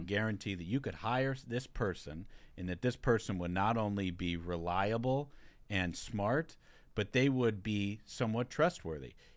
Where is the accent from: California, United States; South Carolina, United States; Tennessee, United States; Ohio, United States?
Ohio, United States; Hamilton; also born or lived in Sharonville, Ohio; I grew up in Sharonville and Hamilton, Ohio